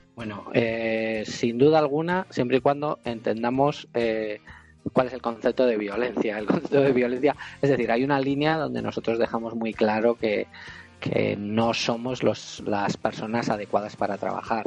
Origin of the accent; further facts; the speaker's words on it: Vitoria-Gasteiz, Basque Country, Spain; nosotros somos de Vitoria